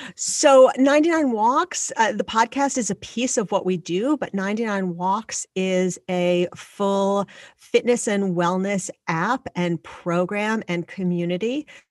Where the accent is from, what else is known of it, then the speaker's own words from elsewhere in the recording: Long Island, New York, United States; I grew up on Long Island